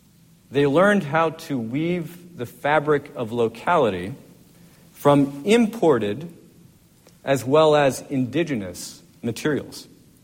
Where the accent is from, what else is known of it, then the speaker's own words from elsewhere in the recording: Monson, Maine, United States; moved away as an adult; now in Virginia, United States; there's a lot that's special about Monson from a personal point of view, because this is the place where I spent the first 18 years of my life. This is my hometown.